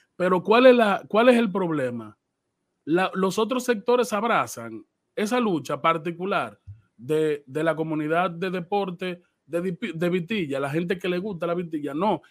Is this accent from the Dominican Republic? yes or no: yes; Dominican Republic; nosotros como dominicanos